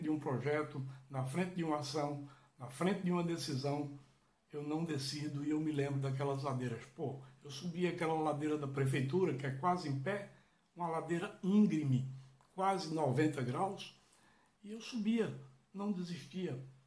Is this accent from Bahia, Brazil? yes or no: no; Catende, Pernambuco, Brazil; eu lembro da minha infância, da minha adolescência em Catenda